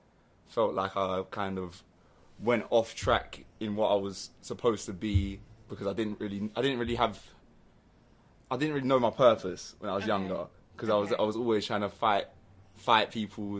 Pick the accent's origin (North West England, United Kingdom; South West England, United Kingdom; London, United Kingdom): London, United Kingdom; So when I was brought up in North London, Winchmore Hill / Southgate